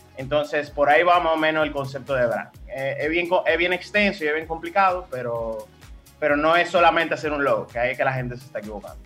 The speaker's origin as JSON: {"language": "Spanish", "country": "Dominican Republic", "said": "me siento identificado como dominicano"}